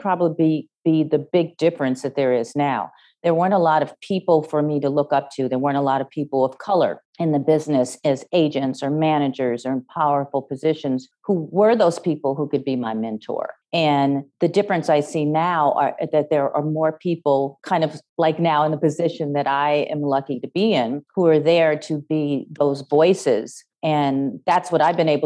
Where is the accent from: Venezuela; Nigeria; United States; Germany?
United States; Chicago, Illinois; now in Los Angeles, United States; I grew up in Chicago